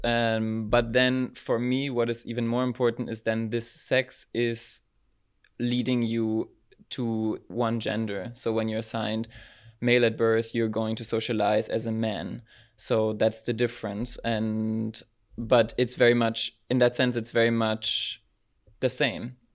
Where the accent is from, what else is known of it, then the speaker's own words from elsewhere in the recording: Berlin, Germany; moved away as an adult; now in Maastricht, Netherlands; I was born and raised in Berlin, in Germany, and moved to Maastricht three years ago